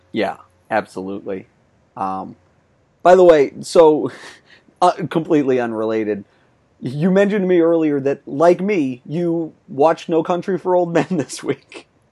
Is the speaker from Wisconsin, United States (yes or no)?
no; Lowell, Massachusetts, United States; all around my hometown